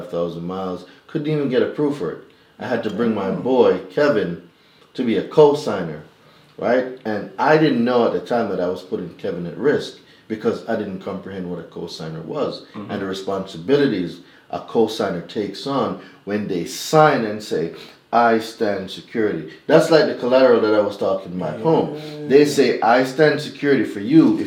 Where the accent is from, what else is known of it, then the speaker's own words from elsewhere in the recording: Jamaica; moved away as an adult; now in United States; I'm not originally from America. I'm Jamaican.